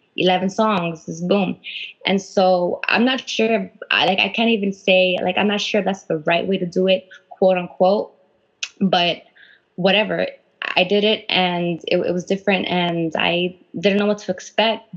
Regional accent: Huntington Park, California, United States; I'm from HP, and uh, we actually went to the same high school, you

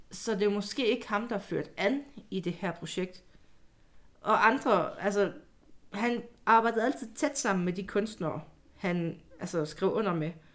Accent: Jutland, Denmark; moved away; also born or lived in Odense

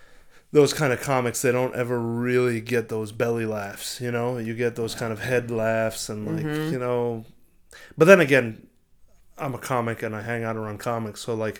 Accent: Israel; born there; Yeah, I was born in Israel. And my parents were born in Israel, but like their genetics are all Eastern European.

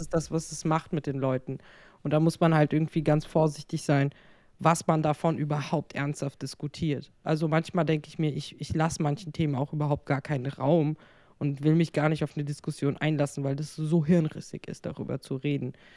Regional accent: Frankfurt, Hesse, Germany; moved away as an adult; ich äh, sehe mich dann auch glaube ich, äh, als Hessin. Also, weil ich mein ganzes Leben lang in Frankfurt gewohnt habe, äh, bis auf die letzten drei Jahre.

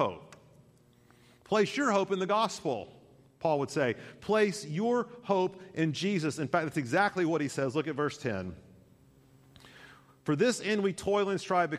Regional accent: United States; I love being an American

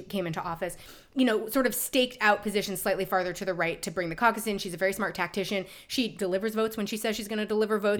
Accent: New York, United States; when I was growing up in New York

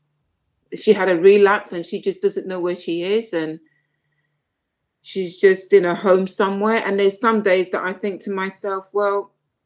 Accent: London, United Kingdom; also born or lived in Saint Lucia; even though I was born in London, when I was the age of 5, I went to St. Lucia and came back when I was 9.

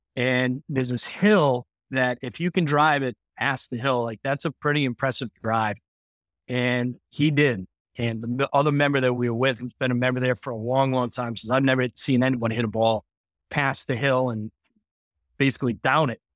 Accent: Cranston, Rhode Island, United States; I grew up in Cranston and I played Cranston Country Club a ton when I was a kid

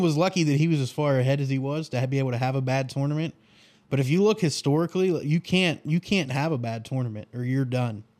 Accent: the North, United States; I'm from the North.

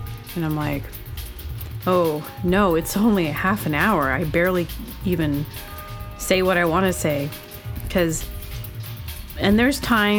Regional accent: Southern United States, United States; I think I'm really from the South, so.

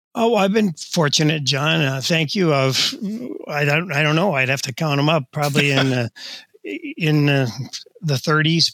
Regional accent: Delano, Minnesota, United States; Delano is my hometown, and uh, played all kinds of things there

